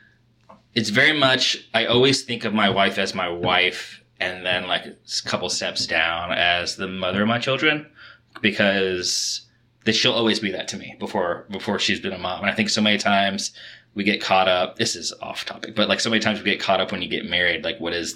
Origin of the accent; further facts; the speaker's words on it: Kentucky, United States; I grew up in Kentucky and grew up on a lot of horse farms.